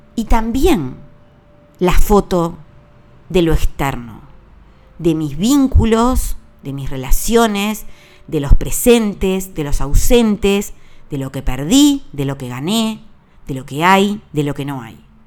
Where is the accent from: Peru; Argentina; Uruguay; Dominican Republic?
Uruguay; Yo compro los regalos en mi país, a emprendedores uruguayos celebro la Navidad con una mesa uruguaya